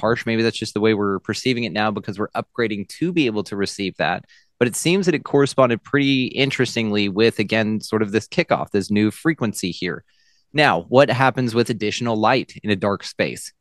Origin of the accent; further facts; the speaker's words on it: Texas, United States; I am a Texan.